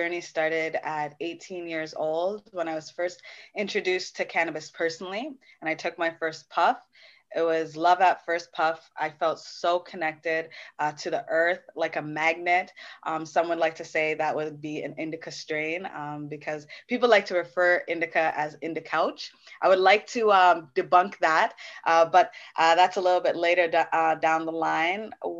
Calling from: Brampton, Ontario, Canada; I'm coming from Brampton, Ontario. Big ups, big ups.

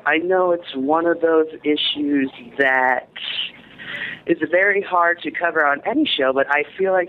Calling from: San Bernardino, California, United States; I'm actually calling from San Bernardino. I'm at school right now.

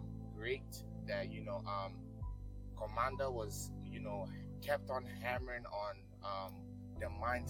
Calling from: Virginia, United States; I'm calling from Virginia in the United States.

